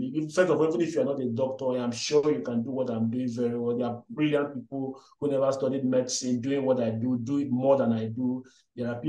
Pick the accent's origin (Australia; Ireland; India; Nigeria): Nigeria; English is a second language; moved away as an adult; also born or lived in Delta State, Nigeria / Benin City, Edo State, Nigeria / Aberdeen, Scotland; now in Gambia; I'm Nigerian. I was born in Delta State, I think. Yeah, I'm right. Then had some primary, secondary school mix between Delta and Edo State